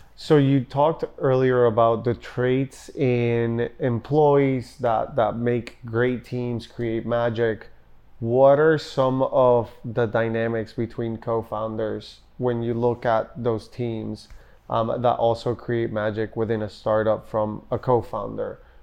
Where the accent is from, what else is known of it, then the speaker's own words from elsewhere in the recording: Puerto Rico; also born or lived in Denver / Austin; now in Miami, United States; I'm born and raised in Puerto Rico